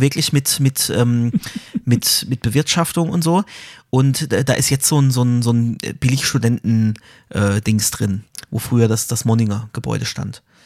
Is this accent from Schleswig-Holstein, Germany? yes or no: no; Karlsruhe, Baden-Württemberg, Germany; als Karlsruher kennt man